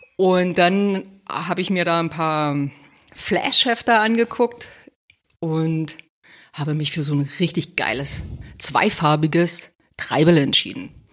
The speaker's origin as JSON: {"language": "German", "town": "Cottbus", "region": "Brandenburg", "country": "Germany", "said": "ich komme aus Cottbus"}